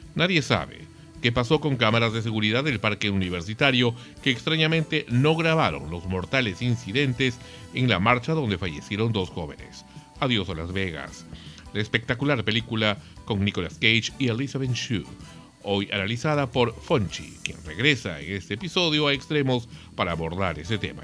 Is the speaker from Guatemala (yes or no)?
no; Peru; nuestra inmunidad como peruanos